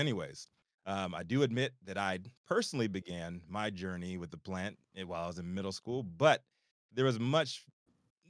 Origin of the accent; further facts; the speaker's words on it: Virginia, United States; moved away as an adult; also born or lived in Chicago; where I'm from in Virginia